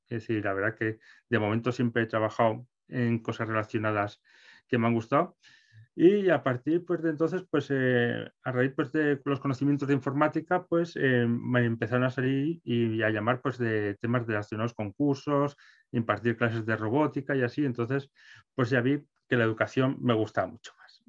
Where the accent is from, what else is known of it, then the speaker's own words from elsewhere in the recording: Calahorra, La Rioja, Spain; yo soy de Calahorra, en La Rioja